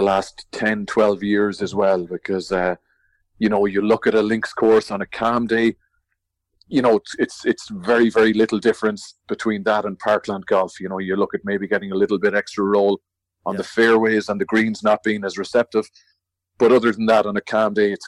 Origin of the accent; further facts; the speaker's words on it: Ireland; as an Irishman